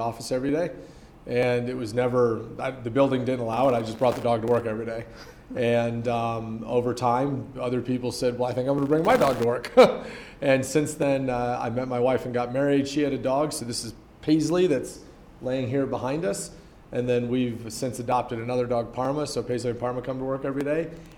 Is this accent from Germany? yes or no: yes; Germany; now in Denver, United States; was born in 1970 in Germany. My mother is 100% German. She moved to the States for the first time when she was 35 years old